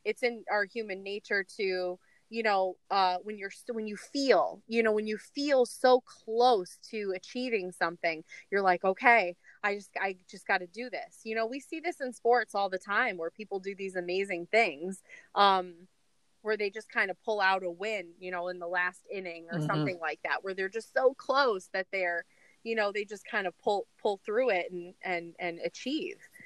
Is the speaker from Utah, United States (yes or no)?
no; New York City, New York, United States; I'm still from New York City